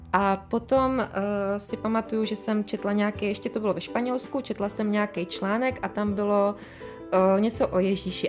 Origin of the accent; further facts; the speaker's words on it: Czechia; jak jsem z Erasmu přiletěla, jako přiletěla zpátky do Čech, mm. domů